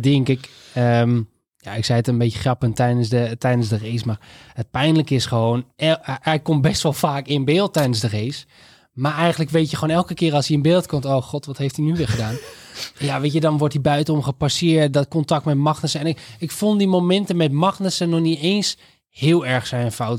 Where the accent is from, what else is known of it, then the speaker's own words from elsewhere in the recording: Netherlands; als Nederlanders